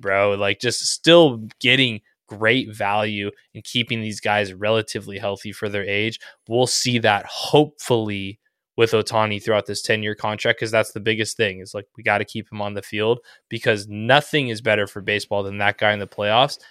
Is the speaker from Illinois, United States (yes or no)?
no; Southern California, United States; I grew up in SoCal